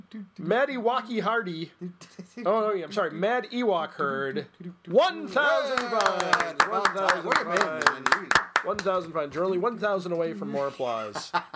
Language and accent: English; Ireland; Because I am. I'm Irish.